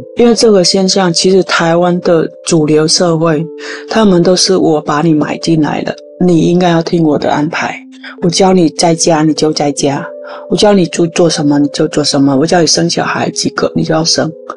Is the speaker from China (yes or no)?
no; Vietnam; Chinese is a second language; moved away as an adult; now in Tainan, Taiwan; 我来自越南二十一年前，就是在二零零二年，我第一次踏入台湾的这块宝岛。那当时来台湾来工作，就是台湾人所谓的外劳